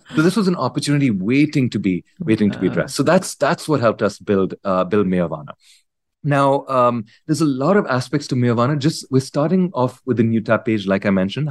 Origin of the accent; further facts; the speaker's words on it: India; moved away as an adult; also born or lived in United States; I grew up in India, uh, completed high school here